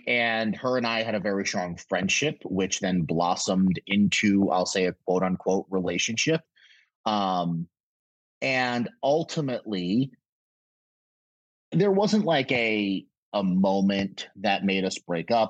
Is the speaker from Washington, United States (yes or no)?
no; Connecticut, United States; also born or lived in Brooklyn, New York; Then moved to Connecticut when I was about 6 or 7 years old